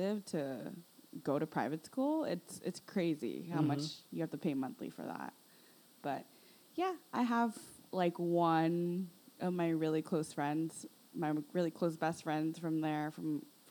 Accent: Los Angeles, California, United States; also born or lived in Northridge, Los Angeles; I was actually raised in Sylmar, in like the suburbs of Sylmar

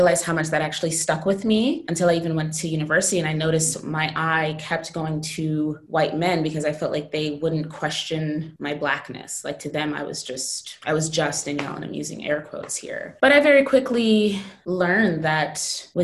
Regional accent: Jamaican heritage, New York, United States; moved away as an adult; I'm Jamaican, grew up in largely American Black community

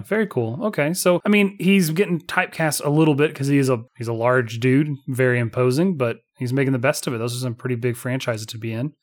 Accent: United States; I come from America

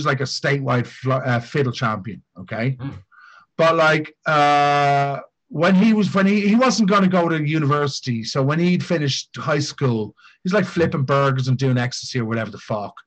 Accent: Dublin, Leinster, Ireland; now in Japan; when I grew up in Ireland

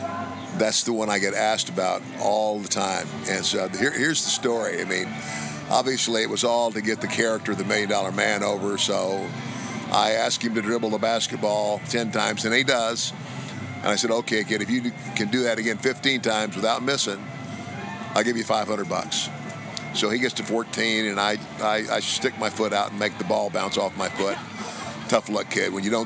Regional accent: Omaha, Nebraska, United States; moved away; I'm originally from Omaha, Nebraska.

